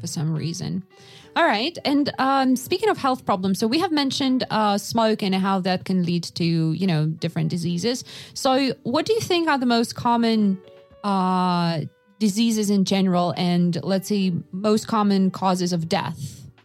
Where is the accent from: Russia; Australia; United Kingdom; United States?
Russia; Yakutsk, Sakha Republic; moved away; I was born in Yakutsk